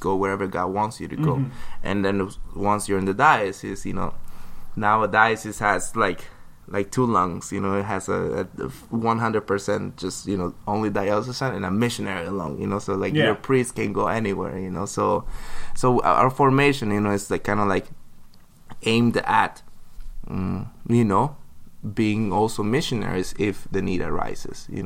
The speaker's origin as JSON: {"language": "English", "country": "United States", "said": "I'm from Washington, and there's like over 100 seminaries"}